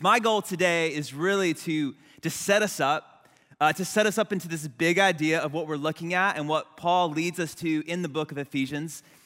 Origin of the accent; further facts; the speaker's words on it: United States; also born or lived in Wilmington, North Carolina / Trieste, Italy; I was born and raised in America